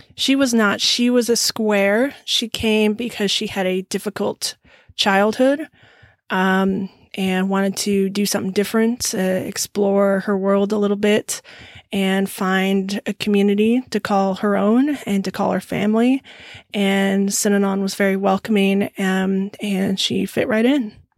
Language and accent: English; Lemmon Valley, Nevada, United States; also born or lived in Sparks, Nevada / Reno, Nevada; now in Texas, United States; I grew up in um, Lemon Valley, which is a little bit north of Reno, Nevada. I was born there in Sparks, Nevada.